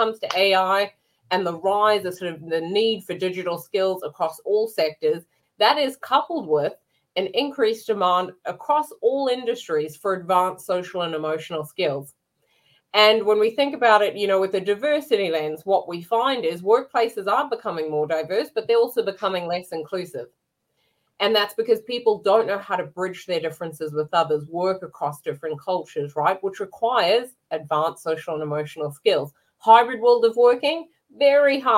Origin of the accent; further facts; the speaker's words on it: New Zealand; now in London, United Kingdom; I'm a New Zealander